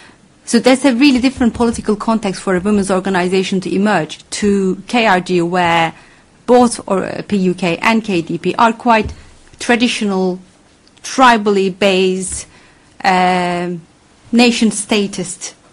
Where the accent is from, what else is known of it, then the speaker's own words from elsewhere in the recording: Van, Turkey; I'm from Van.